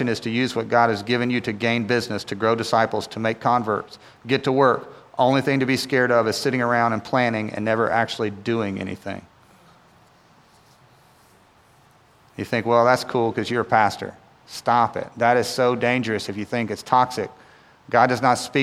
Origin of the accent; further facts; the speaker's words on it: Winston-Salem, North Carolina, United States; now in Raleigh, United States; I grew up in Winston-Salem